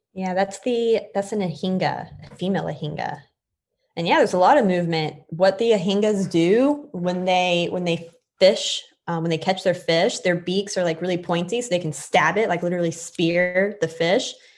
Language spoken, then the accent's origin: English; Florida, United States; also born or lived in New York; I'm from Florida